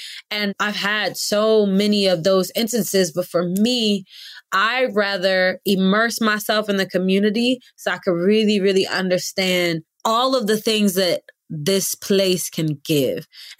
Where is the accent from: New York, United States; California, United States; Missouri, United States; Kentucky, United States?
California, United States; Oakland; also born or lived in London; growing up in Oakland, I mean, man, Oakland is a phenomenal city, but also filled with diversity.